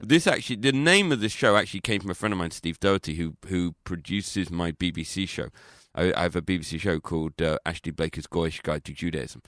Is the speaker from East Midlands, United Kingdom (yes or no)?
no; London, United Kingdom; I'm not from Liverpool, I'm from London